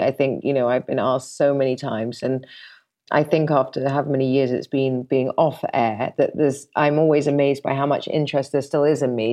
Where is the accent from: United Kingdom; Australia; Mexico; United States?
United Kingdom; London; I'm forty-four and I'm from London